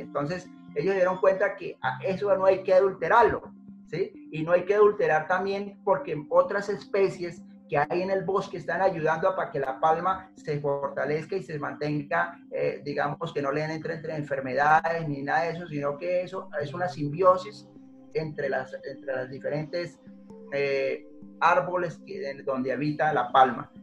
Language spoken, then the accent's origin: Spanish; Putumayo, Colombia; yo soy de origen de Putumayo, eh, campesino